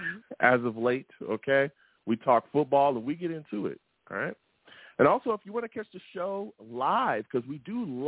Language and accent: English; West Coast, United States; I grew up on the West Coast my whole life